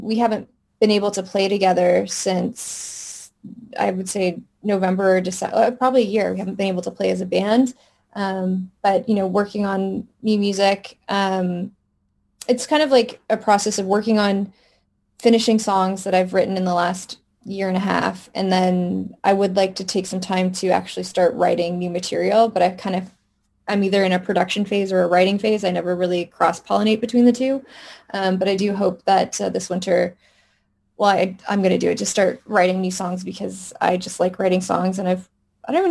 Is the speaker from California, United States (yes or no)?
yes; Southern California, United States; moved away; also born or lived in Del Mar; I grew up in Southern California, and I very much miss Christmas in California